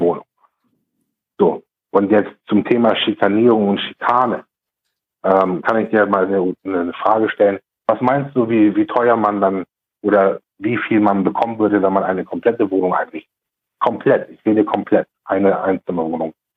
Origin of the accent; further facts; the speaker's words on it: Germany; uns Deutschen